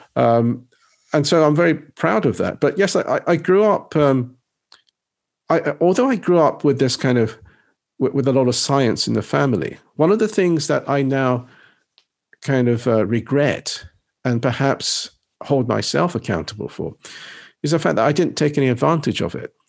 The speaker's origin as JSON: {"language": "English", "region": "England", "country": "United Kingdom", "tie": "born or raised there", "also_born_or_lived": "Nagasaki, Japan"}